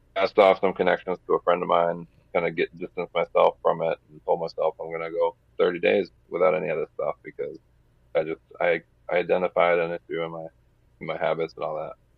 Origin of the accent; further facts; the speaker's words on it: New Hampshire, United States; growing up in New Hampshire, I uh, lived in one of the larger cities